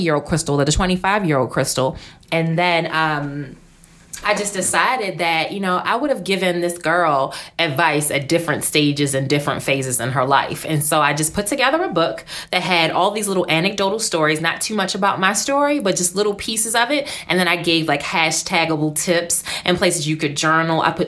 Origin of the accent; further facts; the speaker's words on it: Baltimore, Maryland, United States; I grew up in Baltimore. Mm-hmm. And growing up in Baltimore, single parent family